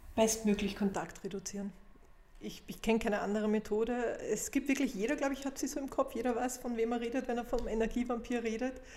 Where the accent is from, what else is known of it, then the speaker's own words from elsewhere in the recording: Vienna, Austria; bei uns in Wien